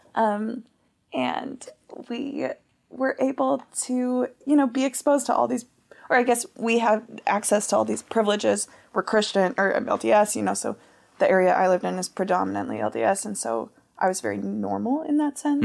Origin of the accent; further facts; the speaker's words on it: United States; first language English; being an American with my passport